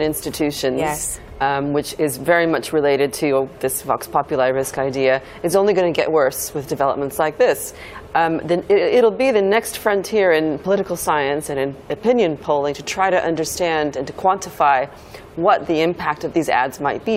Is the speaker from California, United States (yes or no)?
yes; Silicon Valley, California, United States; moved away; I'm originally from the Silicon Valley